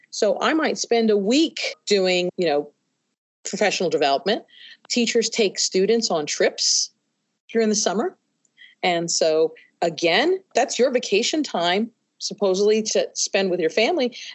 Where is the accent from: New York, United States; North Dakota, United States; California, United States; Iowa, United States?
New York, United States; now in Kentucky, United States; I first came to Kentucky, from I came from New York into West Virginia and Kentucky.